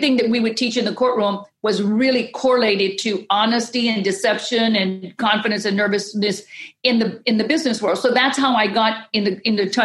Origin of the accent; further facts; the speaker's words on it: Southwest Louisiana, United States; I'm from Louisiana, so I'm the raging Cajun woman from Southwest Louisiana